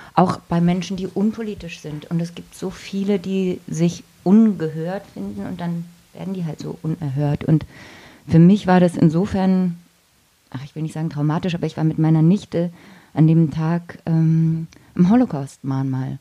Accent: Oggenhausen, Baden-Württemberg, Germany; accent: Swabian; also born or lived in Bavaria; ich komme nicht aus Holne, wie man bei uns so liebevoll sagt, sondern aus Ogehause

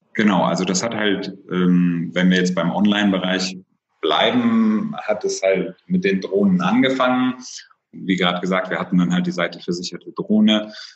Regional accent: Oldenburg-Bremen area, Lower Saxony, Germany; moved away as an adult; now in Cologne, Germany; Ich bin gebürtiges Nordlicht, komme also aus der Ecke Oldenburg-Bremen

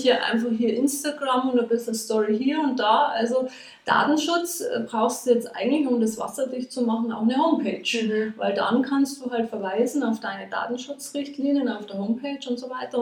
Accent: Regensburg, Bavaria, Germany; also born or lived in Nuremberg; hierher nach Regensburg, also in meine alte Heimat zurückgekommen

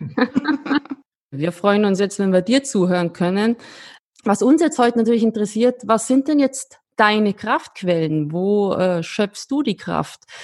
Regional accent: Austria; als Österreicherin

